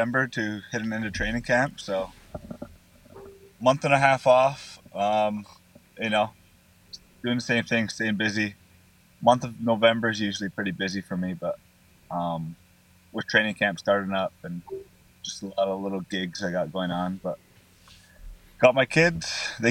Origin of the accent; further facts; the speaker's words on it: Onondaga, New York, United States; Growing up in Onondaga